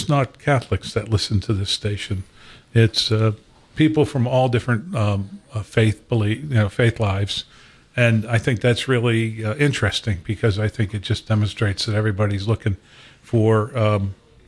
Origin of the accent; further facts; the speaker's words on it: Pittsburgh, Pennsylvania, United States; also born or lived in Racine, Wisconsin; I was born in Wisconsin. My family moved to Pittsburgh. I'm one of seven children